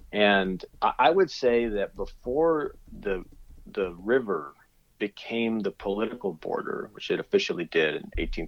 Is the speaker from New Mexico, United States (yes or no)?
yes; Las Cruces, New Mexico, United States; moved away as an adult; also born or lived in California / Boston / Chicago; now in Texas, United States; I grew up there. I grew up down in Las Cruces, New Mexico, so not on the border, but definitely within the border zone, mm-hmm. and squarely in the, you know, in the belly of what we call the Southwest.